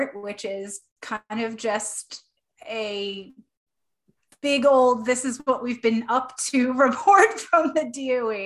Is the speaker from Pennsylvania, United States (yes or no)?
no; New York, United States; now in Maine, United States; I grew up in New York.